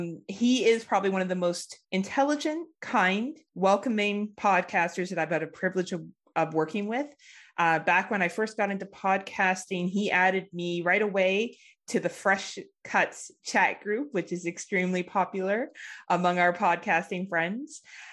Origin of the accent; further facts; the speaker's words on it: Waterdown, Ontario, Canada; I'm from Waterdown, Ontario, Canada.